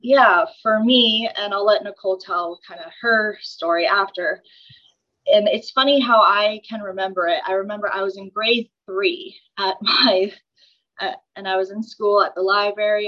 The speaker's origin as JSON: {"language": "English", "town": "Red Deer", "region": "Alberta", "country": "Canada", "tie": "born or raised there", "said": "I was born and raised in Red Deer"}